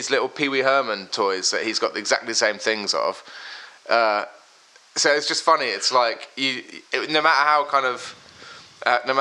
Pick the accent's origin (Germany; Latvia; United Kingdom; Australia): United Kingdom; Brighton, South East England; moved away as an adult; also born or lived in Worthing / Philadelphia; now in London, United Kingdom; I grew up in Brighton